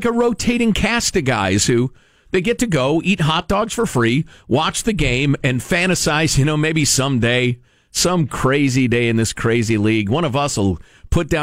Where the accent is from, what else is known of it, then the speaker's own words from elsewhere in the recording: Chicago, Illinois, United States; moved away; I grew up in the Chicago area